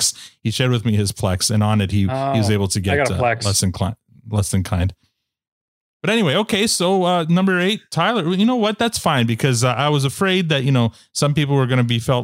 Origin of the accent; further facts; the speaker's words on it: Canada; as a Canadian